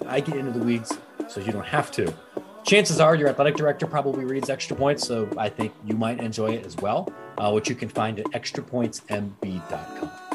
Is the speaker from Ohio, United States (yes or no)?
yes; Pataskala, Ohio, United States; moved away as an adult; also born or lived in Reynoldsburg, Ohio / Granville, Ohio / Arizona; I'm from Licking County. All right, I, wow. I, I was born in Reynoldsburg, lived in Pataskala, went to Granville High School, graduated from Ohio State